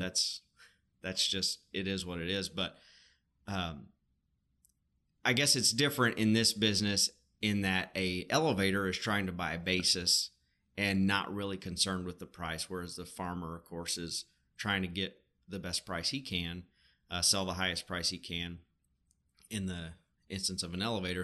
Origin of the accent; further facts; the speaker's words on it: Arkansas, United States; we're both from Arkansas